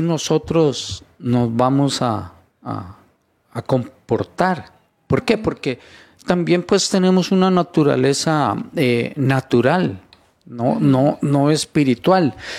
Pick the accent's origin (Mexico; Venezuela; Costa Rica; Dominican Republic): Costa Rica; Yo, soy, yo soy costarricense. Yo soy costarricense